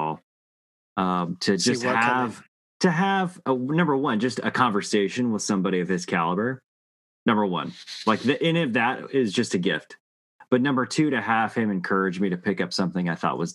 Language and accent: English; the West, United States; I grew up in the West